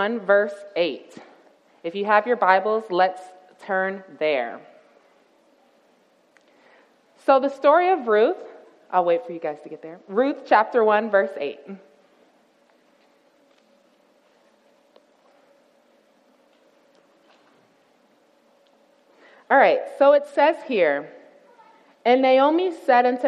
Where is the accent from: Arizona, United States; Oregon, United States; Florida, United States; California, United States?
Florida, United States; Tampa; moved away as an adult; I'm a city girl. I'm originally from Tampa, Florida